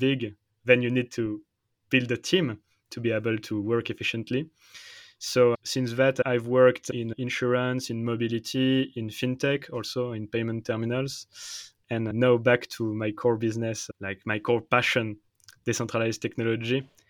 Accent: Paris, Île-de-France, France; English is a second language; moved away as an adult; now in Switzerland; I'm French. I'm from Paris. But now I'm in Switzerland

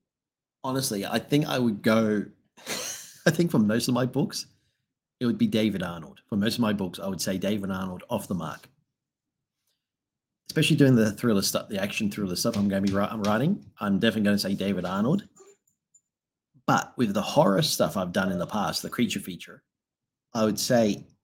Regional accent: Australia; I'm an Australian.

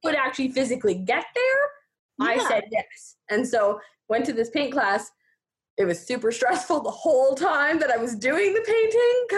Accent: Fernie, British Columbia, Canada; I grew up in Fernie, here in Fernie

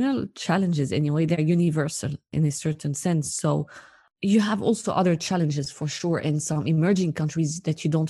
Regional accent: Lebanon; I come from Lebanon

